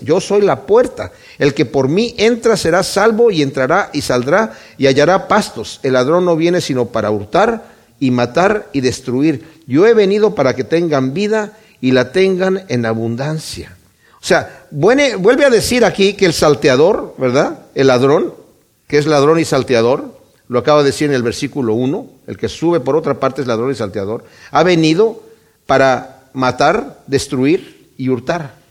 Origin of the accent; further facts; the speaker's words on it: Mexico; Yo conocí al Señor en México, yo soy de México